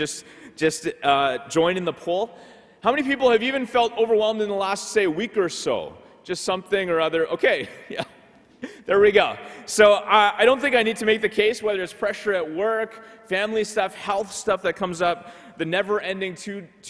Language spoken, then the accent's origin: English; Ottawa, Ontario, Canada; I grew up in Ottawa, so I've seen snow my whole life.